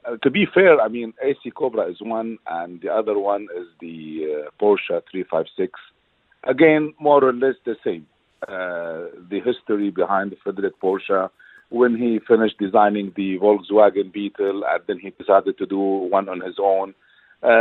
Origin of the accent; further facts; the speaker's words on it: Dubai, United Arab Emirates; also born or lived in United States; I grew up in Dubai, and at that time, in the early 70s